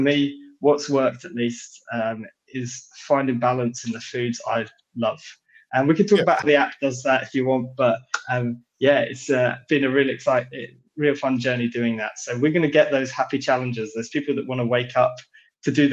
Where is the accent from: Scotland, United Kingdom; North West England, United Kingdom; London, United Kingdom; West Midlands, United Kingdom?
London, United Kingdom; accent: British; I'm British, so I'm based here in London in the UK